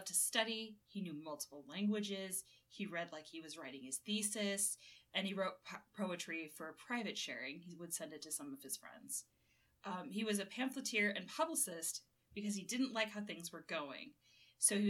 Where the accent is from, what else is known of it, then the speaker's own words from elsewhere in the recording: California, United States; I was raised in California